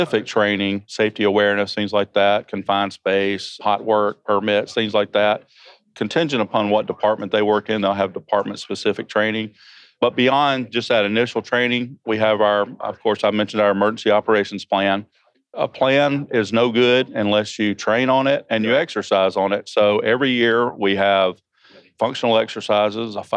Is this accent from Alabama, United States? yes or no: no; Georgia, United States; I am from Georgia. So if you don't understand what I'm saying because of my accent